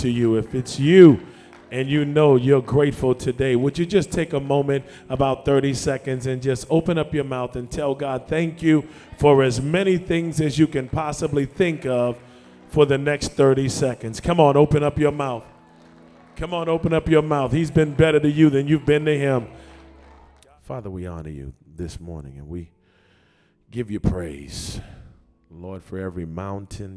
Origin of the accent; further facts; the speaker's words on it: Boston, Massachusetts, United States; I grew up in Morningstar Baptist Church, 1257 Blue Hill Ave, Mattapan, Massachusetts, 02126.